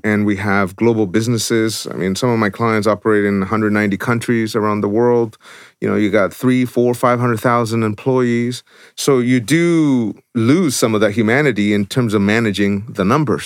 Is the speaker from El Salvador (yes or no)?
yes; El Salvador; born or raised there; moved away